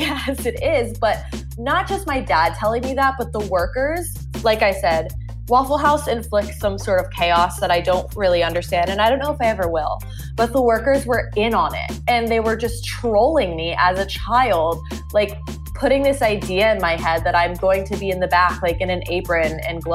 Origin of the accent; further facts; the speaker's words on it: Winder, Georgia, United States; I am not from Atlanta, but a city an hour outside called Winder, Georgia